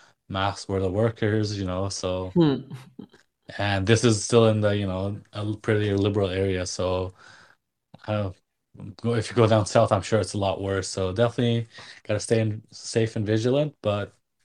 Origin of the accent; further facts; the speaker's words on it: Nepal; moved away; growing up in Nepal, my dad was a vet